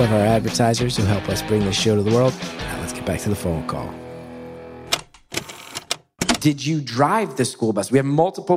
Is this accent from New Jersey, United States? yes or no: yes; West Orange, New Jersey, United States; When I was growing up in West Orange